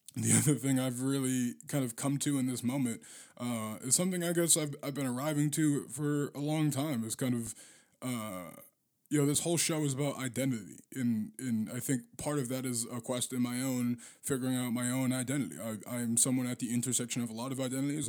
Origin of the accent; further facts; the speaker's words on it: Boston, Massachusetts, United States; now in St. Paul, United States; I'm from Boston